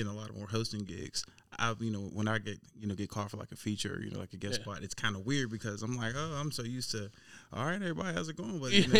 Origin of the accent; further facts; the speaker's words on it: West Mifflin, Pennsylvania, United States; I'm from West Mifflin, yeah, Pittsburgh.